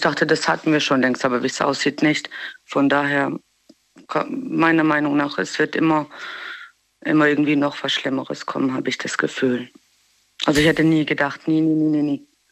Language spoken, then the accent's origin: German; Germany; also born or lived in Bosnia; wir sind zwar in Deutschland aufgewachsen